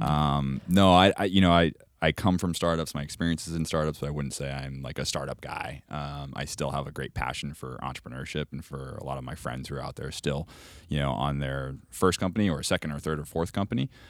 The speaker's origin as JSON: {"language": "English", "area": "Cape Cod", "region": "Massachusetts", "country": "United States", "tie": "born or raised there", "moved": "yes", "said": "I'm from Cape Cod originally. So I'm born and raised, like, towny."}